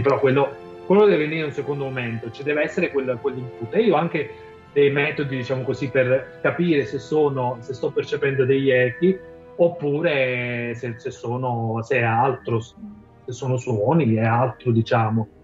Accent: Campania, Italy; moved away as an adult; la mia terra di origine, che è la Campania

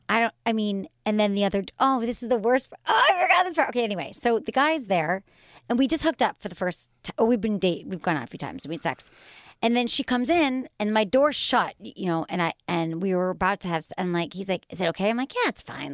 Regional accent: Michigan, United States; I grew up in Michigan.

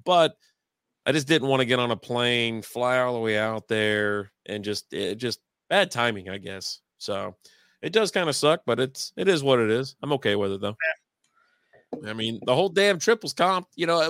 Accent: Connecticut, United States; I'm from Connecticut.

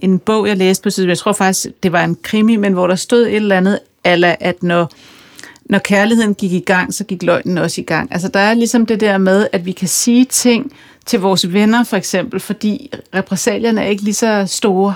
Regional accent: Kokkedal, Capital Region of Denmark, Denmark; jeg er fra Kokkedal

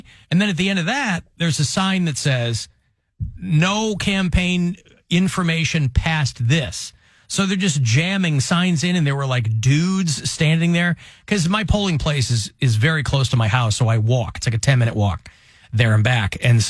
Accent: Utica, New York, United States; No, I'm from Utica.

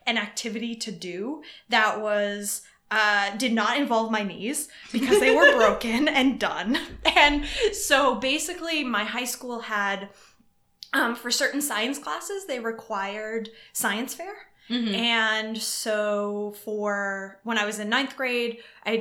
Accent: Hopkinton, Massachusetts, United States; now in Chicago, United States; I was raised in Hopkinton, Massachusetts, which is the start of the Boston Marathon.

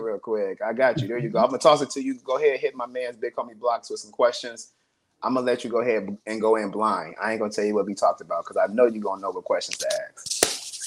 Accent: Columbus, Ohio, United States; now in Chicago, United States; I'm originally from Ohio.

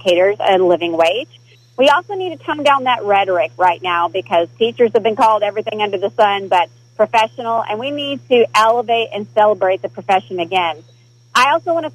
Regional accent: Broken Bow, Oklahoma, United States; I was born and raised in Broken Bow, Oklahoma

